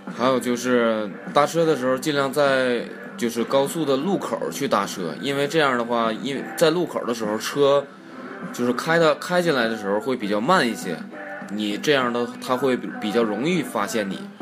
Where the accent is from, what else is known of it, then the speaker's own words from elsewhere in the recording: Northeast China, China; 我们东北那边